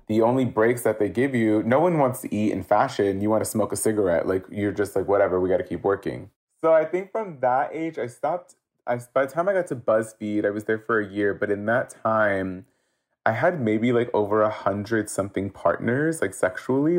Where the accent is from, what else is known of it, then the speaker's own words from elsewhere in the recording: Los Angeles, California, United States; I am Central American Salvadorian, uh, born and raised in Los Angeles, specifically from Hollywood